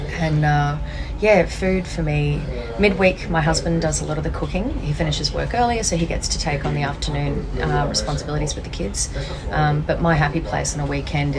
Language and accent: English; Brisbane, Queensland, Australia; being a Queenslander because they're a little bit slower, a little bit more heartfelt, a little bit more community, and I think that, you know, being raised in Brisbane, that kind of feels like home to me